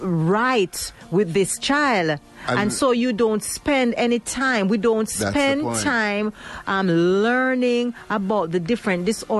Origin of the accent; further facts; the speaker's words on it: Jamaica; He's a Jamaican, I'm a Jamaican, and he was nothing like my prejudiced ideas.